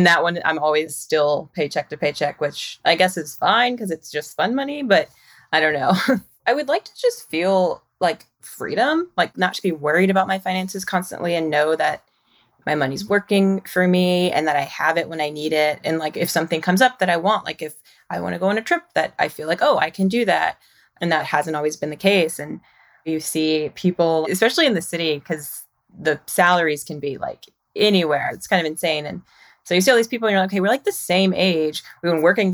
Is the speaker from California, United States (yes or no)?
no; Mississippi, United States; moved away as an adult; now in Brooklyn, United States; I moved from Mississippi like directly after college to New York